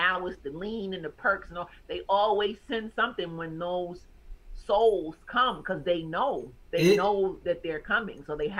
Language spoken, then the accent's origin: English; the South, United States; Like I'm from the South and that always throws people off.